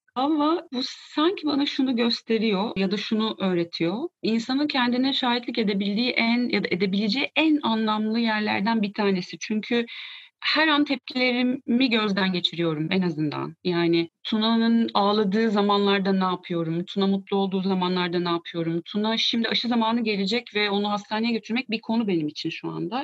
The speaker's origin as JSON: {"language": "Turkish", "region": "Ankara", "country": "Turkey", "tie": "born or raised there", "said": "82 Ankara doğumluyum"}